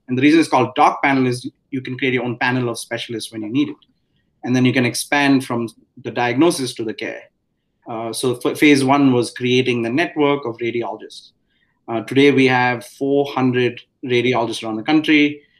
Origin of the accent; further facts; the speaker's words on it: India; moved away as an adult; now in United States; I grew up in India.